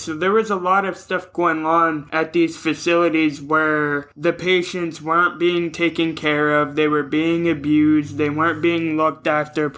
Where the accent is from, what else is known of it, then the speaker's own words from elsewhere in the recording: Ohio, United States; I'm even from Ohio